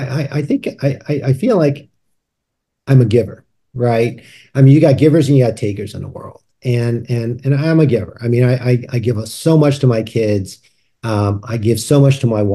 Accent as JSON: {"language": "English", "region": "New York", "country": "United States", "tie": "born or raised there", "said": "I grew up in New York"}